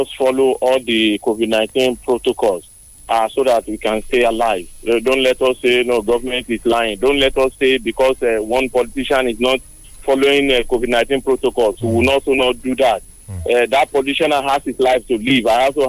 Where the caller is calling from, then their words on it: Abuja, Federal Capital Territory, Nigeria; I'm calling from Abuja.